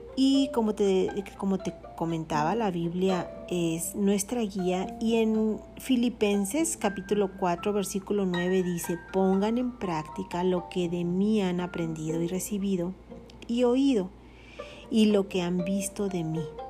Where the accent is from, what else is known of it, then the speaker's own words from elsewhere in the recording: Mexico; Soy mexicana